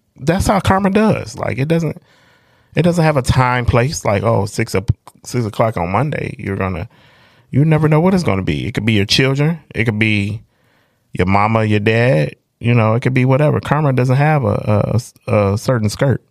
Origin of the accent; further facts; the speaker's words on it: Detroit, Michigan, United States; I'm from the North End, and it's a bunch of people that grew up with me